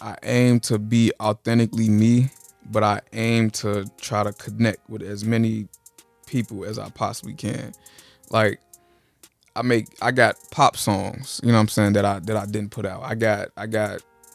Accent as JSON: {"language": "English", "town": "Chicago", "region": "Illinois", "country": "United States", "said": "I'm from Chicago"}